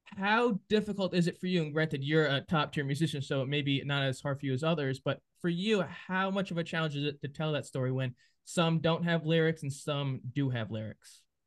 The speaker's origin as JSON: {"language": "English", "region": "New England", "country": "United States", "said": "I'm from New England"}